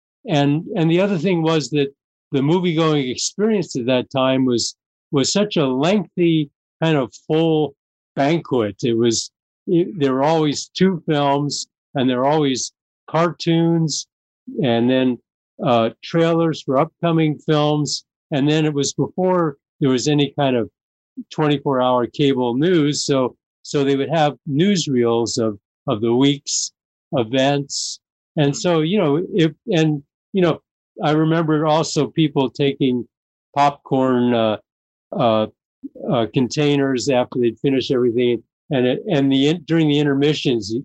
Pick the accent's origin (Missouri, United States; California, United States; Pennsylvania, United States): California, United States; Los Angeles; we grew up in Venice, California